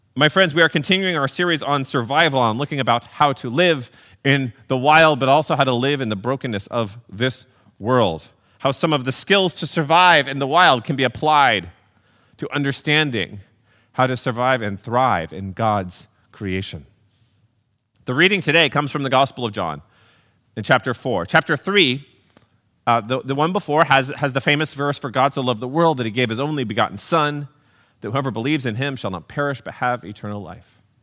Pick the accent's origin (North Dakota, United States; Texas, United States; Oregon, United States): Texas, United States; Growing up in Texas